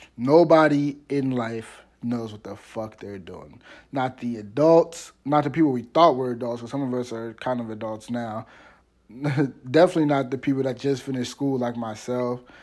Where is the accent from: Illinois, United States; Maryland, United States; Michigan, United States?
Maryland, United States; Washington D.C. metropolitan area; also born or lived in Cape Girardeau, Missouri; I'm from Maryland. specifically the Washington, D C metropolitan area